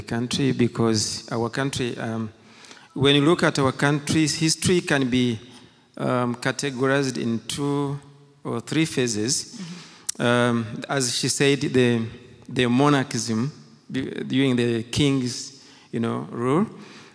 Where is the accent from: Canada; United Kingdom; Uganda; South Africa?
Uganda; first language Kinyarwanda; English is a second language; moved away; also born or lived in Rwanda; I was born in Uganda, and during that time of genocide, I was in Form 3